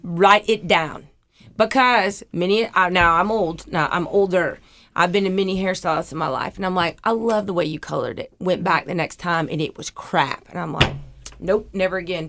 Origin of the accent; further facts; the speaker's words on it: Huntsville, Alabama, United States; I grew up in Huntsville